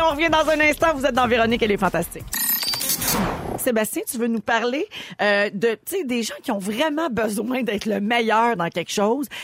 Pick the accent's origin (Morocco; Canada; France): Canada; Quebec